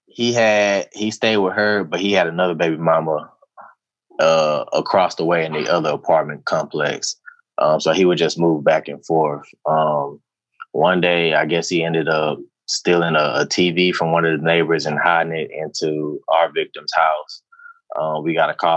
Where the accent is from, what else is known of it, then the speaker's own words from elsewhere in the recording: Houston, Texas, United States; I'm from the Northeast side of Houston. So I chose this area on purpose because I grew up there